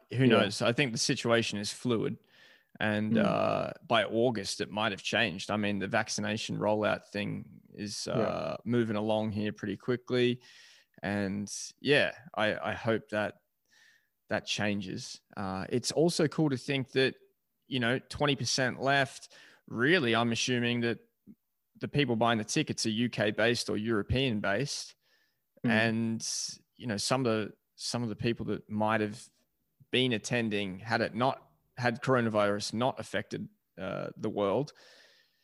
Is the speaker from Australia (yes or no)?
yes; Melbourne, Victoria, Australia; being an Australian and from Melbourne.